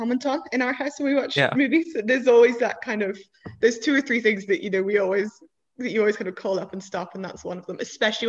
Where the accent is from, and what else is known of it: Ireland